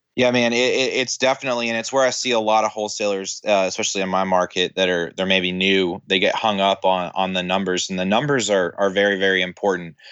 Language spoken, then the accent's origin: English; Tennessee, United States